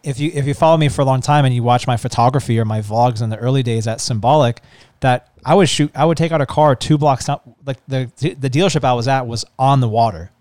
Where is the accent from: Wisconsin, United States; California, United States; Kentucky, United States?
California, United States; San Diego; also born or lived in Florida / Oceanside, California; I grew up in somewhat of like a Pacific Beach and Mission Hills area back and forth, and then ended up spending majority of my time in Pacific Beach and La Jolla